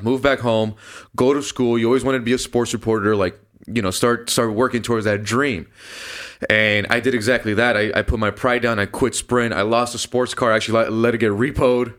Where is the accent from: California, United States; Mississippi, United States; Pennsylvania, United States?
California, United States; Downey; born or raised there